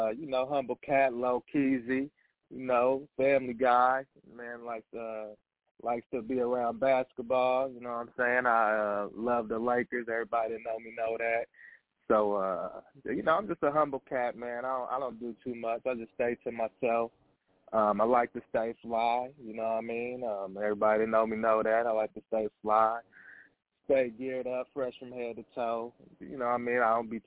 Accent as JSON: {"language": "English", "town": "Evansville", "region": "Indiana", "country": "United States", "tie": "born or raised there", "lives_now": "Kansas City, United States", "said": "Yes. Born in a St. Mary's Hospital, Evansville, Indiana."}